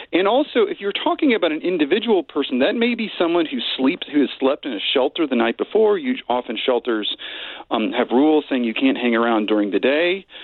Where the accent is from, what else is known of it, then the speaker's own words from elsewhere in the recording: Richmond, Virginia, United States; Um, I did not. Um, except for, well, I grew up in a sort of inner ring suburb of, of Virginia, I should qualify, Chesterfield County.